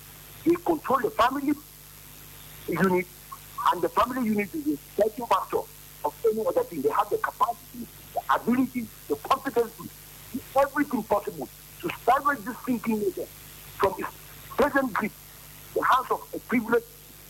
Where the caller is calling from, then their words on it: Jos, Plateau, Nigeria; Good morning. … from Jos.